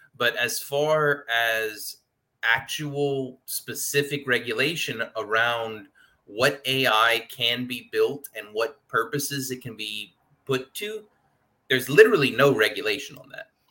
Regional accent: Louisiana, United States; I'm from Louisiana

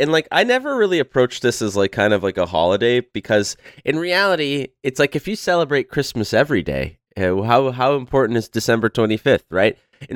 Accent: Montreal, Quebec, Canada; is a cultural icon in Quebec and in the city that I was born and raised in Montreal.

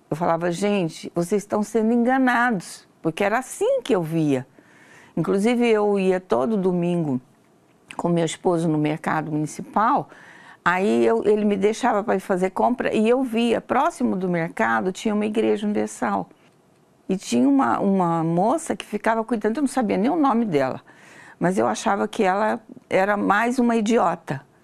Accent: Campinas, São Paulo, Brazil; eu tenho 66 anos de idade, sou natural de Campinas, São Paulo.

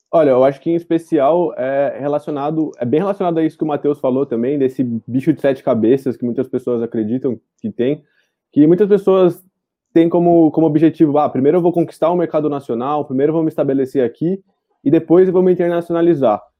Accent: Araraquara, São Paulo, Brazil; Sou de Araraquara, interior de São Paulo.

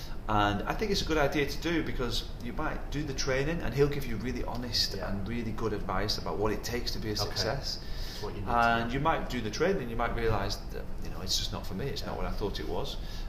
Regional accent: Wigan, North West England, United Kingdom; now in Dubai, United Arab Emirates; There's only in England, in Wigan, there's no different nationalities.

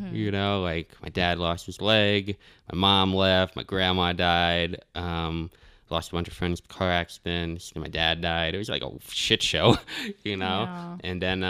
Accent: Albany, New York, United States; born there; also born or lived in Arizona / Florida / Tennessee; Yeah, I was born in Albany.

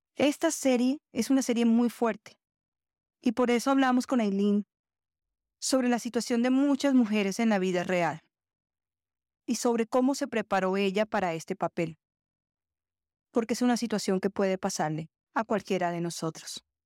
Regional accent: Colombia; en mi país, Colombia

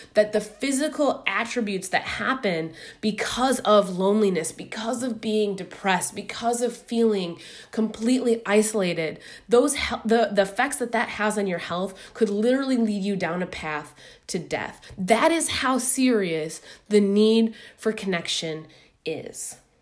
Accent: Midwest, United States; moved away as an adult; now in New York, United States; I'm a Midwesterner living in New York

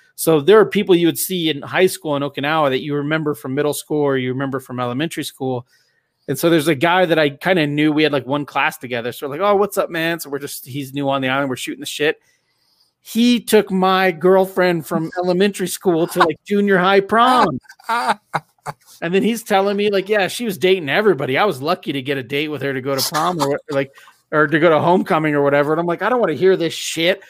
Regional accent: Southern California, United States; I grew up in Southern California

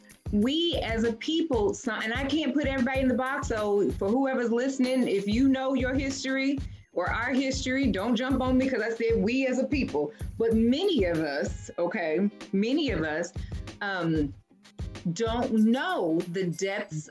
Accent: Louisville, Kentucky, United States; moved away; Cause I'm from Louisville too

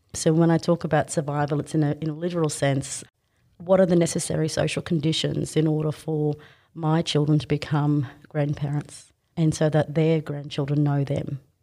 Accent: Brisbane, Queensland, Australia; I grew up, born and raised on Yugara country

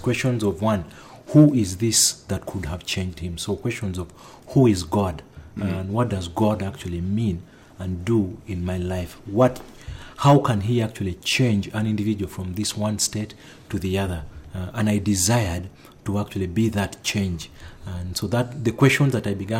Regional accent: Northern Region, Uganda; now in Kampala, Uganda; I come to you from Kampala and born and raised in northern Uganda

